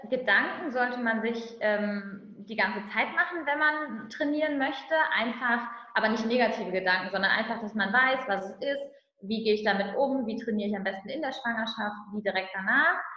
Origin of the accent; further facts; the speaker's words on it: Düsseldorf, North Rhine-Westphalia, Germany; bin aus Düsseldorf und habe an der Spoho in Köln Sport studiert